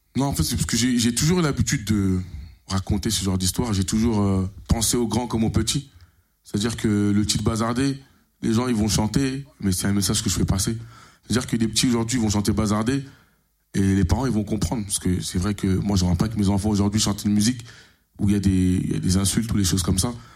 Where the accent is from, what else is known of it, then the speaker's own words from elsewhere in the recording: Creil, Hauts-de-France, France; je dis Creil, Picardie